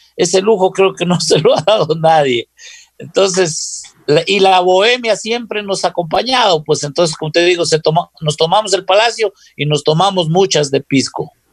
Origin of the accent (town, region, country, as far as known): Loja, Ecuador